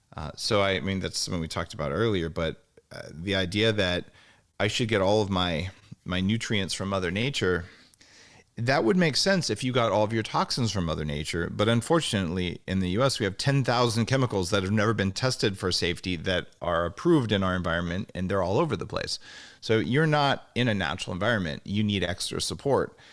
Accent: Albuquerque, New Mexico, United States; moved away; I am from New Mexico

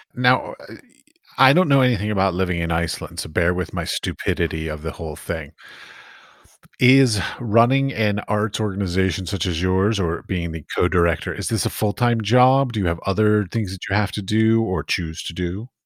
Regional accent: United States; I'm American

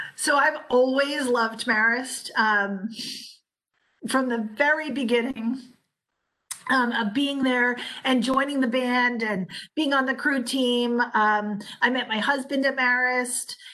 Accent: United States; being American

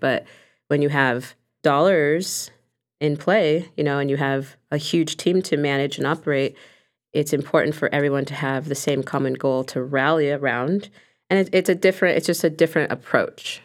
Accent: Los Angeles, California, United States; my culture and heritage and growing up in Los Angeles

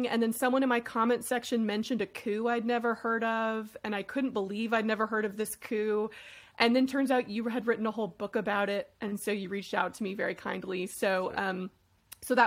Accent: Austin, Texas, United States; moved away as an adult; also born or lived in Chapel Hill, North Carolina; I grew up in Austin

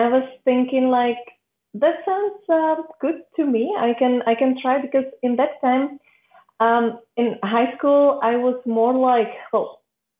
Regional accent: Czechia; I'm from the Czech Republic

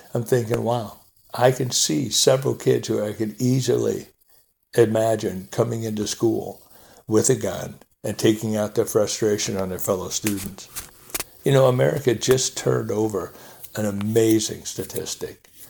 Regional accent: United States; as an American citizenry

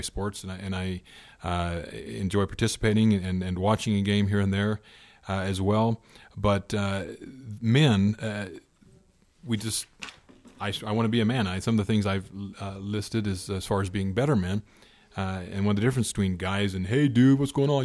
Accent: Indiana, United States; growing up in Indiana, where I'm from

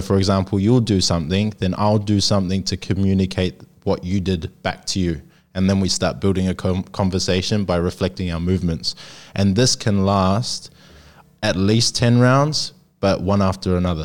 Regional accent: New Zealand; now in Sydney, Australia; I'm from New Zealand. Uh, I'm Māori

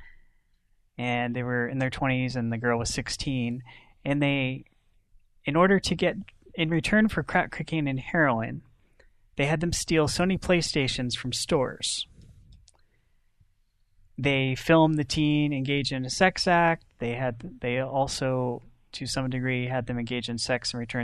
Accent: Northwestern Pennsylvania, United States; I'm also from Pennsylvania, Northwestern Pennsylvania

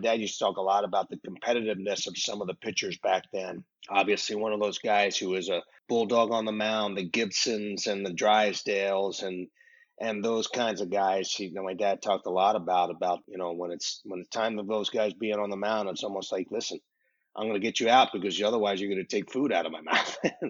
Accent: Philadelphia, Pennsylvania, United States; for a kid to be growing up in Philadelphia

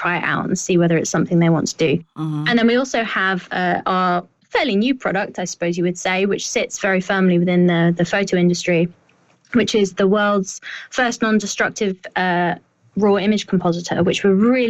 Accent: United Kingdom; I sound even more like that as a Brit

